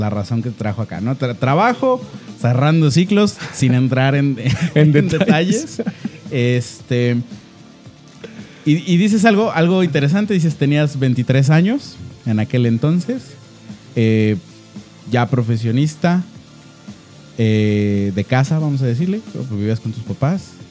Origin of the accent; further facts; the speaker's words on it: Guadalajara, Jalisco, Mexico; yo, yo soy, yo soy tapatío de nacimiento.